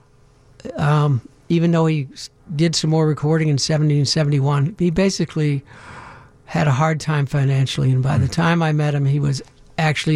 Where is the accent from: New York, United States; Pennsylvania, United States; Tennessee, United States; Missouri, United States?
Pennsylvania, United States; Pittsburgh; now in Chicago, United States; I was from Pittsburgh